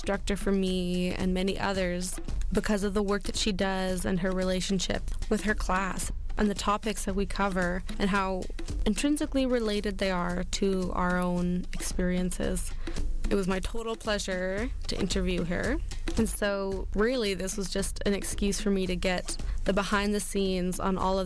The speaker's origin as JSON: {"language": "English", "area": "Squamish and Nanaimo Nations", "region": "British Columbia", "country": "Canada", "said": "I'm from the Squamish and Nanaimo Nations"}